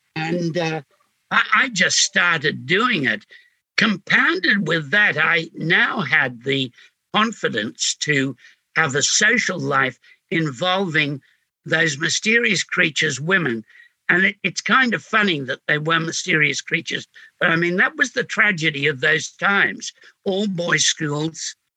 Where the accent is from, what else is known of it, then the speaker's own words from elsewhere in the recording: Sydney, New South Wales, Australia; I came from Homebush, which made up in boredom for what Glebe supplied in squalor.